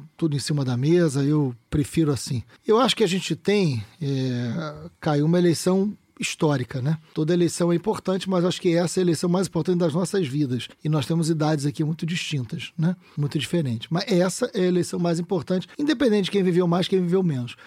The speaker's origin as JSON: {"language": "Portuguese", "town": "Niterói", "region": "Rio de Janeiro", "country": "Brazil", "tie": "born or raised there", "also_born_or_lived": "São Gonçalo", "said": "eu nasci em São Gonçalo, fui criado em Niterói."}